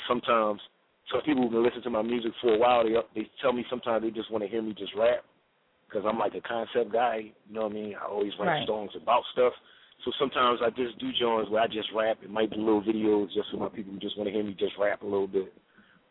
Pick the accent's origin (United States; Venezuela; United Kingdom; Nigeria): United States; Philadelphia, Pennsylvania; I'm originally from 29th and Jefferson